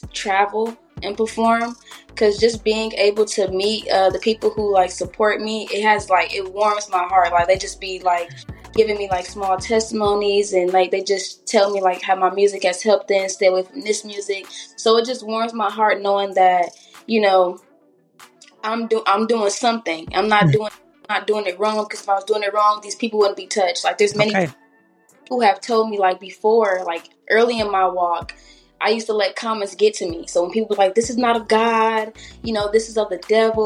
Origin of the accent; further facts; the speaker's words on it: Riverside, California, United States; I'm from Riverside